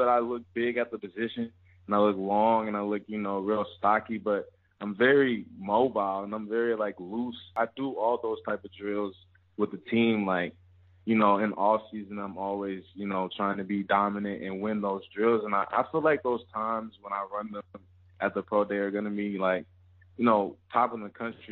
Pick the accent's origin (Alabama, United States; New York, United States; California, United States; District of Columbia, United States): Alabama, United States; also born or lived in Louisiana; Born in Louisiana, raised in Alabama